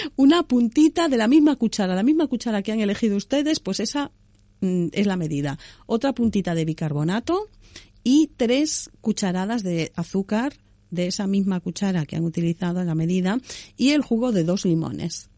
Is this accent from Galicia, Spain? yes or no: yes; Galicia, Spain; yo soy gallega